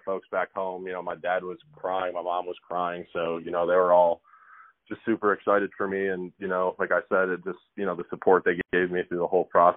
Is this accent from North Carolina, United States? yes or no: no; Illinois, United States; my home state, Illinois